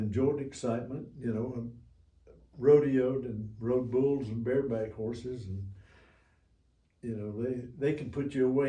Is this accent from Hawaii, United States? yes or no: no; South Georgia, United States; Well, I was raised down in South Georgia, okay, near the Okefenokee Swamp.